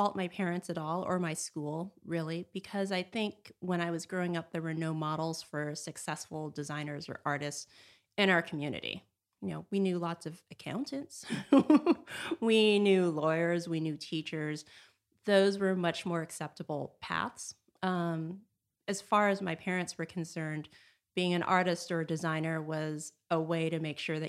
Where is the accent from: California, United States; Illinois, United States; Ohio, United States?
California, United States; Los Angeles; I grew up in California, in Los Angeles, and came up here for school to Northern California.